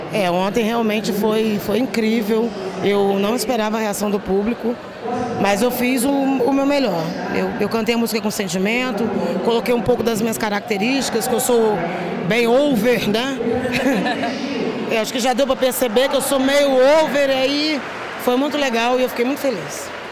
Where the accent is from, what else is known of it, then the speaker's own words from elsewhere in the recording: interior of Rio de Janeiro state, Brazil; Eu sou fluminense, eu sou do interior do estado do Rio.